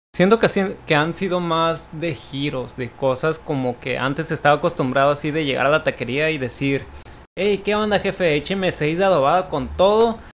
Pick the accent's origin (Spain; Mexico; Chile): Mexico; Tijuana, Baja California; soy originario de Tijuana y radico en esta ciudad